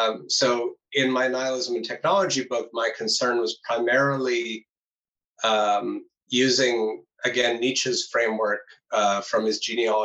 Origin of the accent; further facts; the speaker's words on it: United States; now in Netherlands; an American, now living in the Netherlands